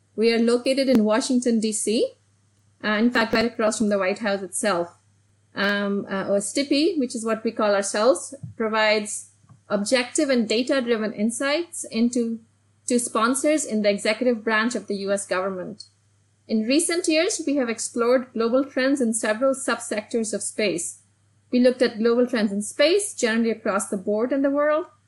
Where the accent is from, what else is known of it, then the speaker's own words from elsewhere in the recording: Delhi, India; moved away as an adult; now in United States; I actually grew up in Delhi, in India, and I came to the United States to study nuclear engineering